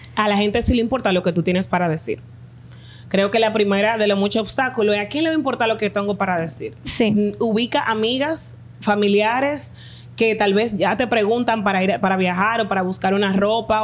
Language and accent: Spanish; Dominican Republic; Mi país somos el barrio y el campo